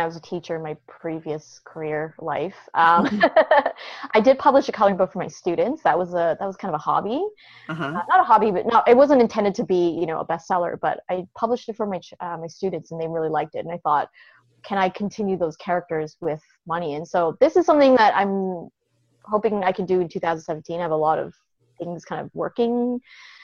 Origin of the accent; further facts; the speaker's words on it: Canada; moved away as an adult; also born or lived in China; now in United States; I'm originally from Canada.